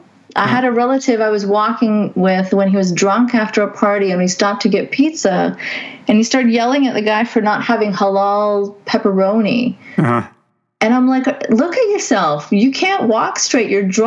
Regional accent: Saudi Arabia; And I grew up in Saudi Arabia. So my dad is like my secular role model. He always talked about how he disagreed with the Saudi. We're Pakistanis ethnically, so we didn't really get to mix with Saudis

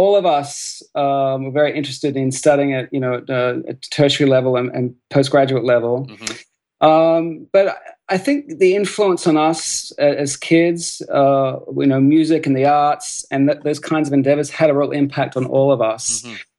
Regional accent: Bendigo, Victoria, Australia; born there; I tell people I'm really a country boy at heart because I was born in Bendigo

